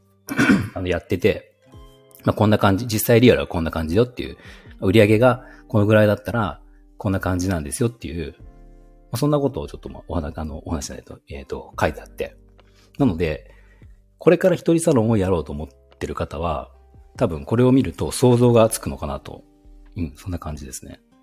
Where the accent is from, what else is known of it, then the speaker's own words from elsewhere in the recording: Aichi, Japan; also born or lived in Nagoya; 出身も愛知ですね